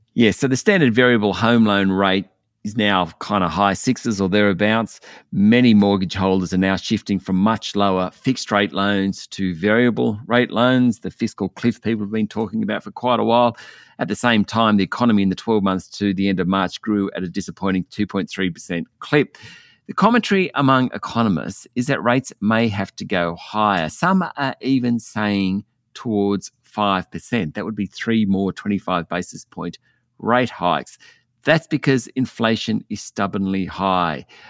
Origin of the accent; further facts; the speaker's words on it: Orange, New South Wales, Australia; when I was growing up in Orange